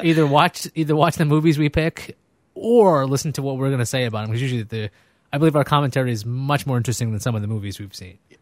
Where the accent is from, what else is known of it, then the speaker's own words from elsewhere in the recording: New York City, New York, United States; also born or lived in Brooklyn; I grew up in Queens. I'm from, I was born in Brooklyn